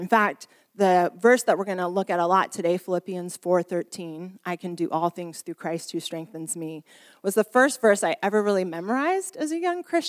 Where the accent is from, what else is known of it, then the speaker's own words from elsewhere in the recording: Bermondsey, London, United Kingdom; as you can tell by my accent, I come from Bermondsey, which is just down south.